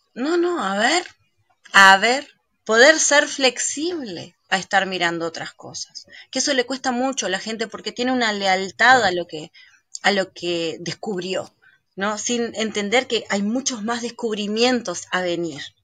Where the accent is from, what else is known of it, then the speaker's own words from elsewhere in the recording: Uruguay; yo soy uruguaya, Uruguay es un país laico, pero fui a un colegio de monjas en ese 16 años de mi vida